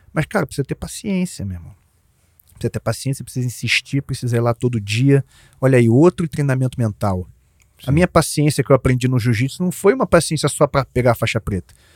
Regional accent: Jacarepaguá, Rio de Janeiro, Brazil; minha infância lá em Jacarepaguá

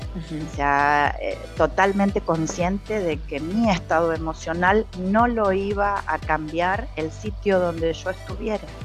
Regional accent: Argentina; moved away as an adult; also born or lived in Mexico

